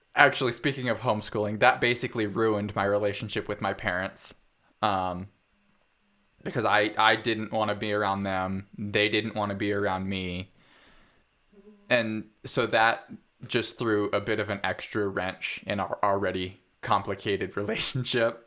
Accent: Parma, Idaho, United States; also born or lived in Fruitland, Idaho / Hells Canyon; I grew up in Parma, Idaho, on a farm of about fifty-five acres, for the most part

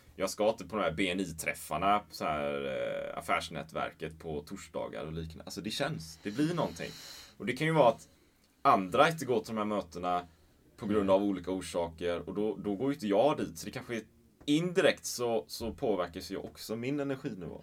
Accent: Sweden

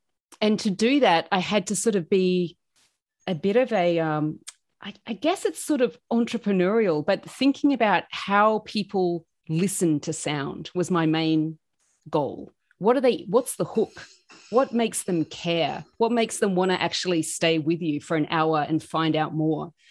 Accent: Adelaide, South Australia, Australia; moved away as an adult; now in Queensland, Australia; I'm from Adelaide in South Australia, which is down the bottom of Australia

